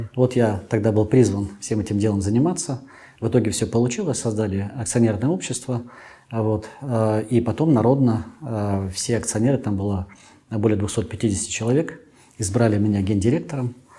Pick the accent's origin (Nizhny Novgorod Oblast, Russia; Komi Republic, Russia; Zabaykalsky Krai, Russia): Zabaykalsky Krai, Russia; Chita; moved away as an adult; now in Moscow, Russia; родился в Забайкале, угу. вырос в Забайкале